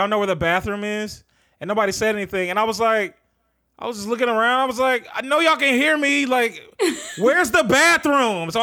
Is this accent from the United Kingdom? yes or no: no; the South, United States; moved away; Growing up in the South was wild.